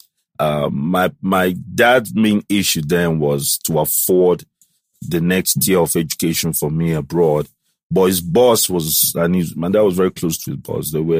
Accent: Gabon; moved away; also born or lived in Atlanta; I was born in Gabon

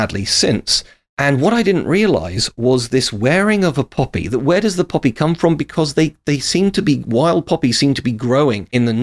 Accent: United Kingdom; as a Brit

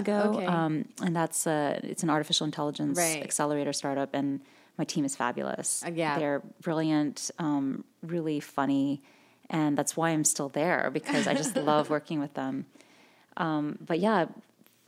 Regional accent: Ohio, United States; moved away as an adult; My parents immigrated from the Philippines and Indonesia, and I grew up in Ohio

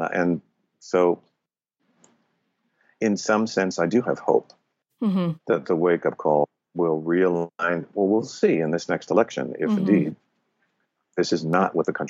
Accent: Los Angeles, California, United States; East LA.

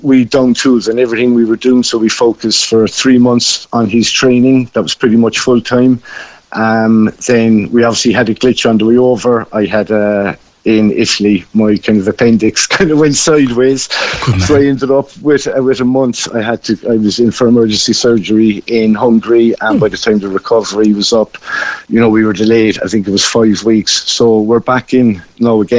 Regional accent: Cobh, Munster, Ireland; moved away as an adult; I'm originally from Cove, PJ. I'm just currently living down in Kishgame at the moment

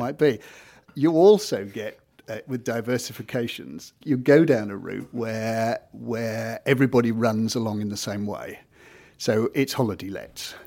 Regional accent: Kent, South East England, United Kingdom; moved away as an adult; now in Norfolk, United Kingdom; I've only been in Norfolk for the last nearly thirty years, so I'm still coming from Kent

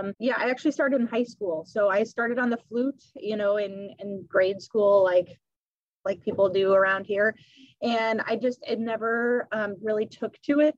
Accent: St. Louis, Missouri, United States; moved away as an adult; also born or lived in California; now in Chicago, United States; I grew up in St. Louis, which is in Missouri

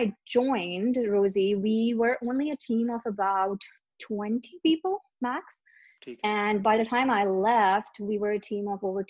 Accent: Pakistan; also born or lived in Lahore; So I was born in Lahore, raised all over Pakistan. I'm a typical military brat.

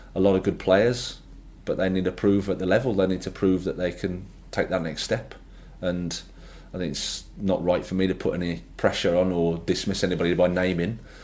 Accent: Birmingham, West Midlands, United Kingdom; moved away as an adult; I started off at Birmingham City. It was great. as my hometown club

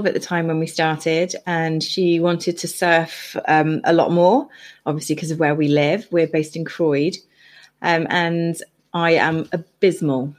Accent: Bristol, South West England, United Kingdom; moved away as an adult; also born or lived in Cornwall; I grew up in Bristol

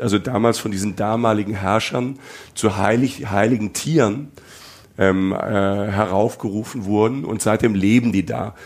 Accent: Germany; bei uns in Deutschland

